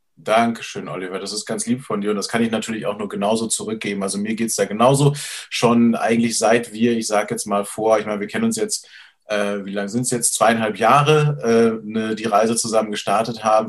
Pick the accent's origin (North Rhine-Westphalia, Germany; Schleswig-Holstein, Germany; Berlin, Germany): Schleswig-Holstein, Germany; bei uns in Schleswig-Holstein